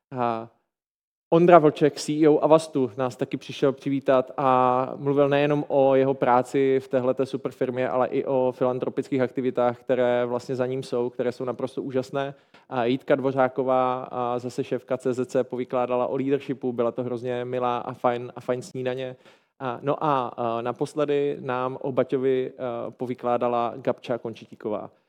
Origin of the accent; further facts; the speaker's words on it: Ostrava, Moravian-Silesian Region, Czechia; já jsem z Ostravy